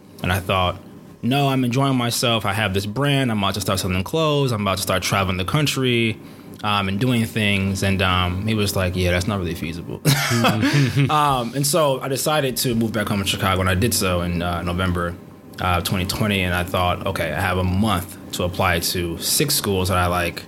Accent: Nigeria; I'm a Nigerian black male.

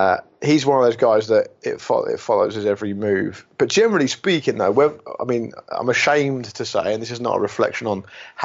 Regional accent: England, United Kingdom; I mean, that's my home country, of course, and I do think it might be because I'm closer to it

